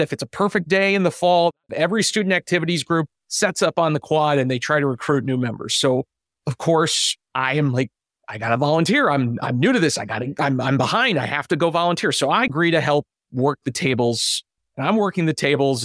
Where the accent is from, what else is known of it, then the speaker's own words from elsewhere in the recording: Cleveland, Ohio, United States; moved away as an adult; That was the job that got me to move back to my hometown of Cleveland, where I've been now for the last decade